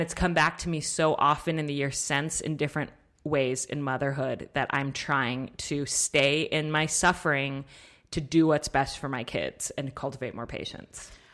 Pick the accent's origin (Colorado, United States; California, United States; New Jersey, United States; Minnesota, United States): Colorado, United States; I grew up in Colorado.